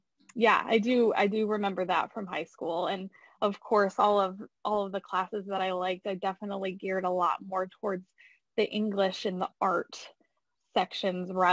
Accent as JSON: {"language": "English", "town": "Findlay", "region": "Ohio", "country": "United States", "tie": "born or raised there", "moved": "as an adult", "lives_now": "Indianapolis, United States", "said": "I grew up in Findlay, so definitely was a tight-knit community there"}